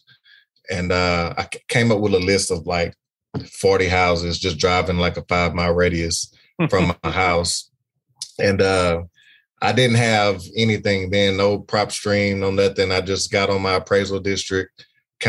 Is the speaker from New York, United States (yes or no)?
no; Beaumont, Texas, United States; I'm from Beaumont, Texas.